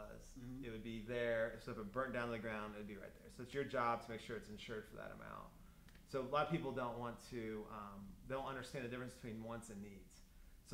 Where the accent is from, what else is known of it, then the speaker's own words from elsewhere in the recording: Greenwood, Indiana, United States; Grew up in Greenwood